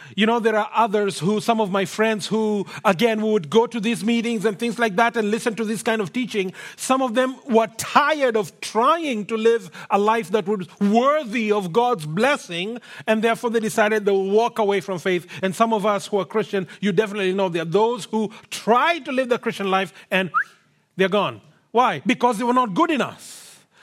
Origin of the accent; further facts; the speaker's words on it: Kenya; now in Canada; I come from Kenya, born and brought up there